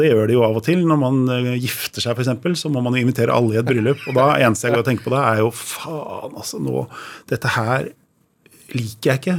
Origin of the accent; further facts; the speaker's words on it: Drøbak, Akershus, Norway; moved away as an adult; also born or lived in Oslo; Ja, jeg er født i Oslo, men da jeg var tre år gammel, så flytta jeg til Drøbak. Og der bodde jeg til jeg var 20. Så ja. liksom, oppveksten min har vært i Drøbak